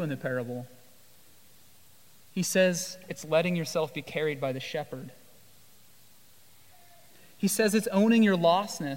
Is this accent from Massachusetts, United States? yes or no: no; Iowa, United States; also born or lived in Jamaica; now in Washington, D.C., United States; I grew up in Iowa.